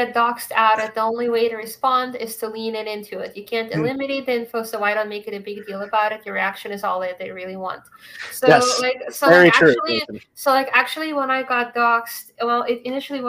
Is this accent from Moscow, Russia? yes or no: yes; Moscow, Russia; now in Massachusetts, United States; I grew up in Moscow